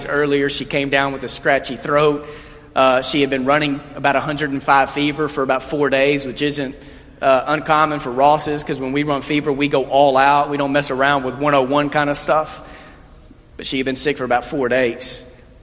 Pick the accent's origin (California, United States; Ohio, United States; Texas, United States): Texas, United States; moved away as an adult; now in Memphis, United States; born and raised in Texas.